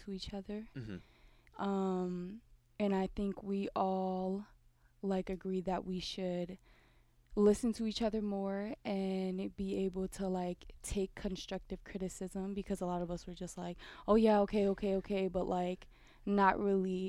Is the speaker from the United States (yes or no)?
yes; Oakland, California, United States; moved away as an adult; from Oakland, California.